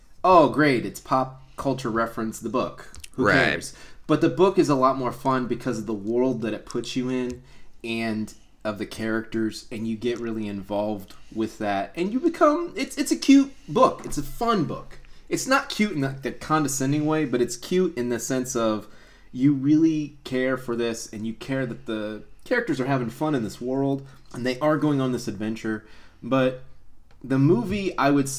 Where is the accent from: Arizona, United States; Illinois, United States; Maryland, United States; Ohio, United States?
Ohio, United States; Columbus; Jake and I are from Columbus, Ohio